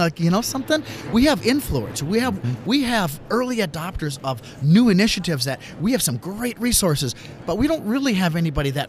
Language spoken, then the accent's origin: English; St. Cloud, Minnesota, United States; moved away as an adult; also born or lived in Pittsburgh, Pennsylvania; I moved back from Pittsburgh back to the St. Cloud, Minnesota area, where I was born and raised, and that's where I'm right now